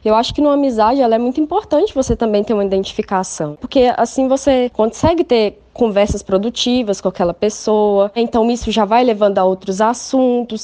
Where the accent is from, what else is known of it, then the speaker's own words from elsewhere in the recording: interior of Minas Gerais, Brazil; moved away as an adult; now in João Pessoa, Brazil; venho de uma cidade do interior de Minas